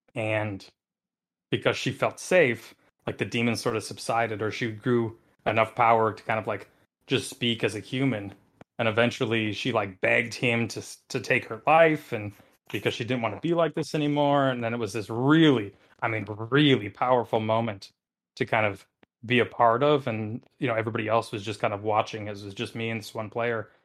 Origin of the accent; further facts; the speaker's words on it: Wisconsin, United States; I come from Wisconsin